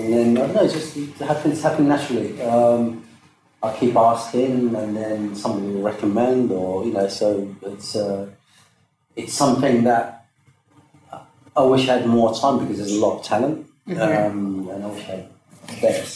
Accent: Morocco; moved away; also born or lived in London; I am Moroccan, I'm African

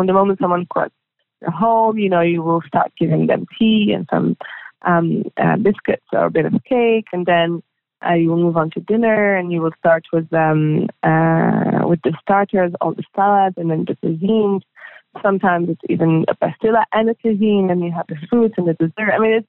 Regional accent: Belgium; born there; I feel very, very Moroccan, and I was born in Belgium, and it's definitely part of my identity.

